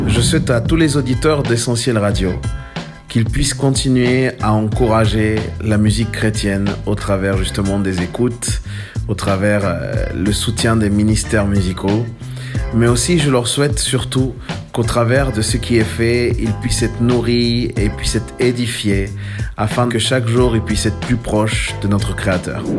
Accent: Chile; moved away; j'ai grandi au Chili

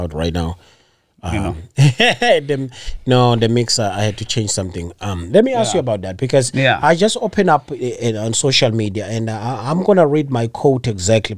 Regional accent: South Africa; now in United States; us too, as South Africans

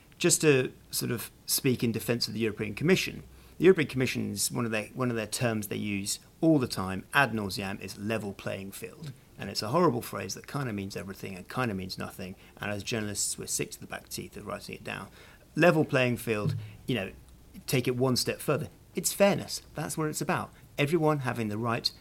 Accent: United Kingdom; I remember as a Brit

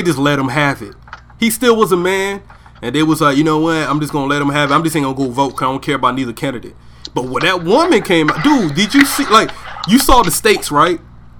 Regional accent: the South, United States; I'm from the South, man. I'm from the South. So it's still people down there that believe that a woman's place is still in the kitchen, all right?

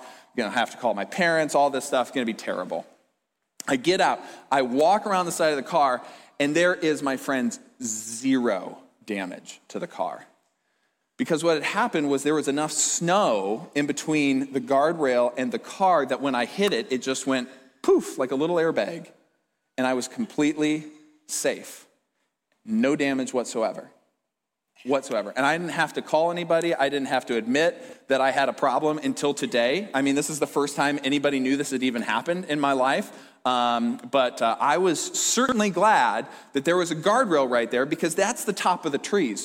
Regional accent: Fort Dodge, Iowa, United States; I grew up in Fort Dodge, if you didn't already know that, it's in Iowa.

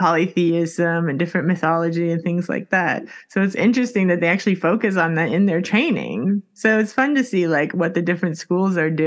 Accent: Miami, Florida, United States; moved away as an adult; now in Sweden; I'm in Miami. So I'm just like, that's my identity. I'm from Miami.

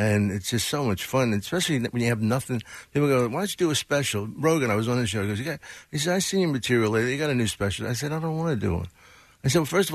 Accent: Philadelphia, Pennsylvania, United States; I'm from Philly.

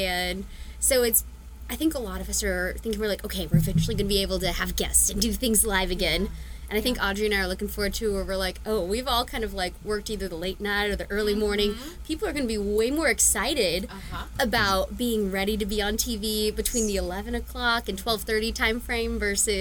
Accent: Liberty, Missouri, United States; moved away as an adult; also born or lived in Southern Oregon; now in Ohio, United States; I grew up in Kansas City

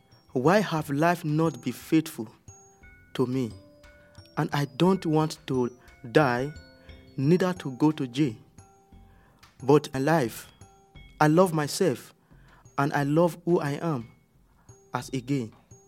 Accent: Nigeria; moved away as an adult; now in Netherlands

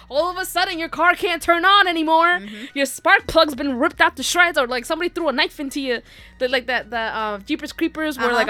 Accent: New York, United States; We're from New York.

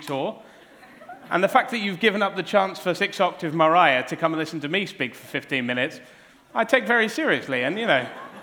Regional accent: Cornwall, South West England, United Kingdom; growing up in Cornwall, it was always Cornish pasties

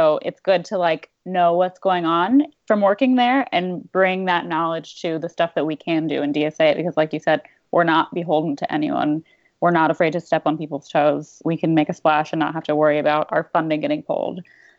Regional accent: Ohio, United States; now in Portland, United States; I'm from Ohio

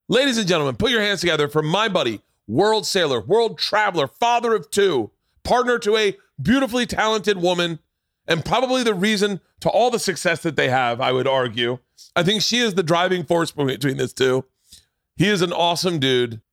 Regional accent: Florida, United States; I grew up in Florida. So the ocean was part of our lives growing up

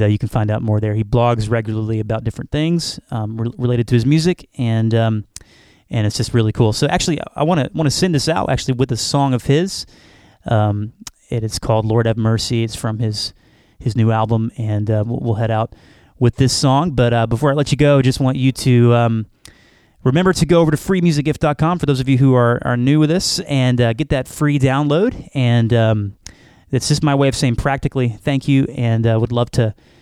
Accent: Arkansas, United States; I'm from Arkansas

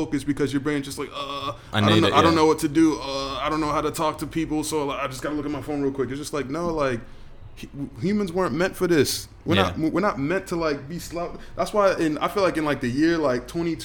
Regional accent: Boston, Massachusetts, United States; moved away as an adult; now in Australia; I grew up in Dorchester in Boston

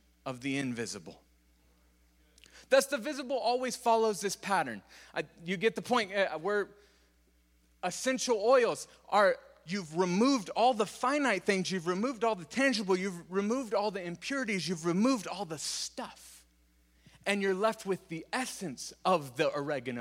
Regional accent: California, United States; I'm from California

